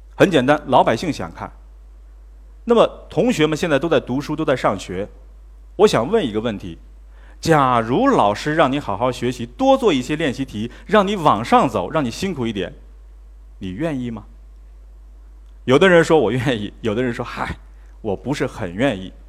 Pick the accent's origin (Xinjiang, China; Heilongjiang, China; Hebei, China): Heilongjiang, China; Mudanjiang; moved away; 二十年前我是主持人， 啊， 我在我的家乡叫牡丹江， 啊， 是电视主持人